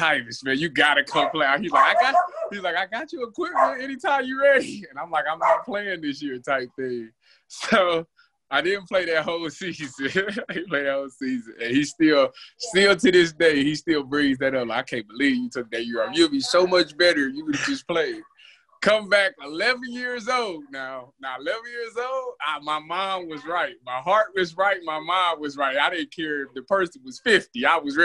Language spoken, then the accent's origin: English; Cleveland, Ohio, United States; I'm from Cleveland, Ohio. I started playing football when I was 9 years old